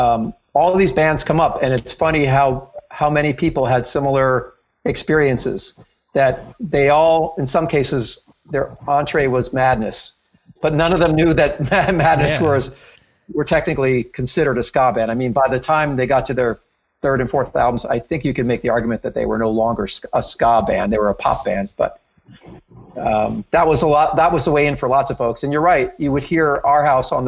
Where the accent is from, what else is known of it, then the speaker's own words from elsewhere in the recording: Princeton, New Jersey, United States; I grew up in Princeton, New Jersey